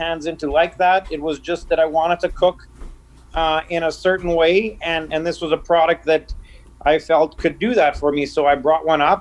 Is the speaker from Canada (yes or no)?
yes; Norquay, Saskatchewan, Canada; now in Madge Lake, Canada; I come from a small town in eastern Saskatchewan. I grew up in Norquay